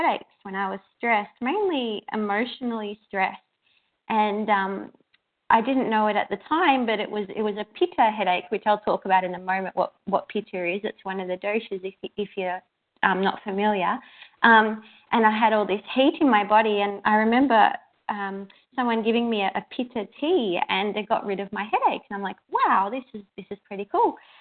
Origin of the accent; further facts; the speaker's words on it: Melbourne, Victoria, Australia; I'm from Melbourne, Australia.